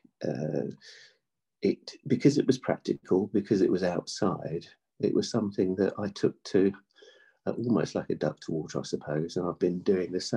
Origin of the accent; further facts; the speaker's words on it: North Wales, United Kingdom; We're from North Wales as a family. We had a dairy farm. So I was brought up on an outside life, milking cows